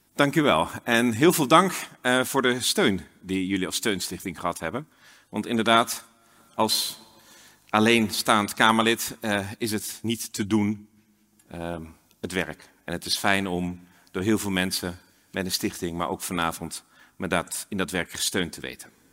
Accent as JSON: {"language": "Dutch", "area": "Twente", "region": "Overijssel", "country": "Netherlands", "tie": "born or raised there", "also_born_or_lived": "Exeter, United Kingdom", "moved": "yes", "said": "Ik ben zelf opgegroeid in Twente"}